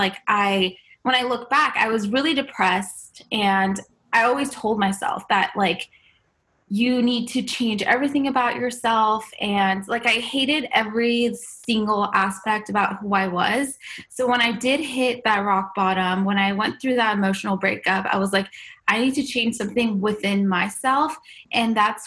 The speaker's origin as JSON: {"language": "English", "country": "United States", "tie": "born or raised there", "also_born_or_lived": "Iran"}